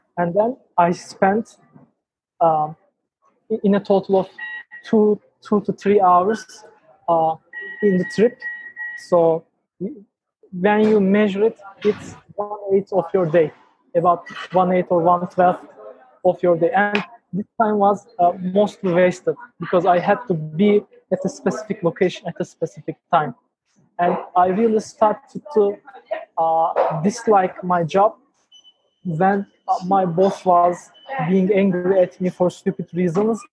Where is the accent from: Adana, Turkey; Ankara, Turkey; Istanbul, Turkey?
Ankara, Turkey; I, was born in Ankara, the capital of Turkey, and I'm 20 years old